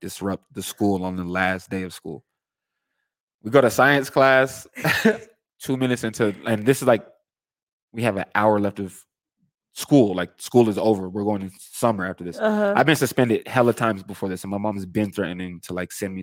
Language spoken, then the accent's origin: English; Aurora, Colorado, United States; I'm from Colorado. I was born in Aurora, Colorado.